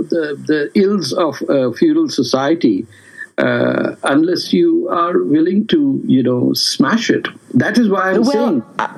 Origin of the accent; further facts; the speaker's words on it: India; Absolutely, because I'm Indian.